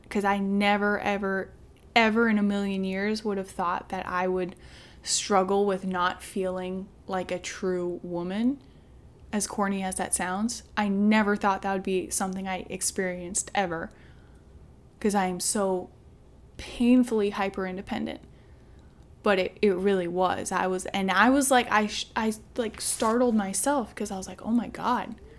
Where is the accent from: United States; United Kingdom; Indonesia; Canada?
United States; Midwest; I'm from the Midwest